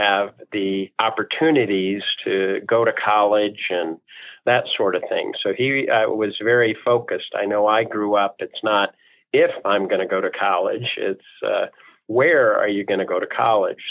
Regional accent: Toledo, Ohio, United States; moved away as an adult; now in Denver, United States; I was born and raised in Toledo. I'm very, very proud of my Buckeye roots, my Midwest U.S. roots.

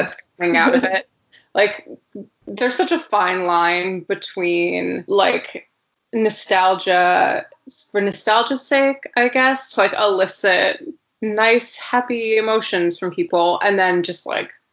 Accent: Woodbury, Connecticut, United States; also born or lived in Providence, Rhode Island; growing up, my hometown is Woodbury, Connecticut.

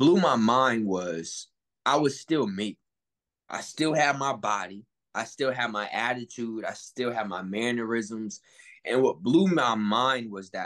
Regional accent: New Haven, Connecticut, United States; coming from New Haven, Connecticut, there's a lot of occult things just embedded in our city

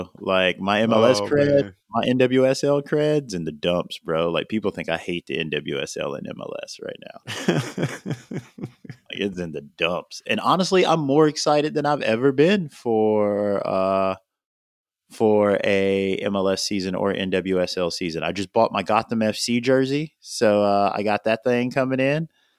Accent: Miami, Florida, United States; also born or lived in New York; You didn't know I was from New York? You didn't know I moved to Miami when I was like 2 years old?

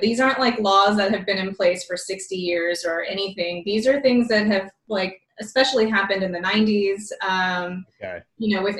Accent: Seguin, Texas, United States; I'm from Texas as well, from a small town in Texas. Seguin, it's near San Antonio

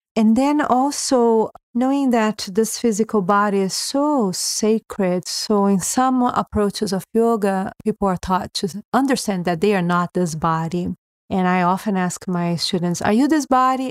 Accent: Brazil; moved away as an adult; being born in Brazil

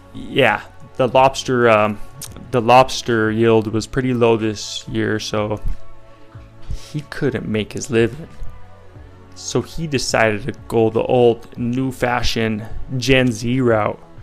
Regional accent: Colorado, United States; I'm from Colorado

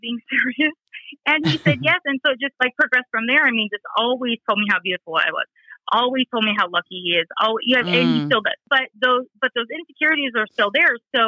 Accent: Riverside, California, United States; I am from Riverside, California, and I was born and raised California girl

